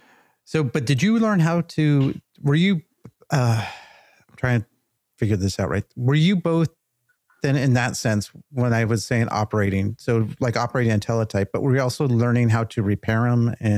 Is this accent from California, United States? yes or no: yes; Southern California, United States; I grew up in Southern California.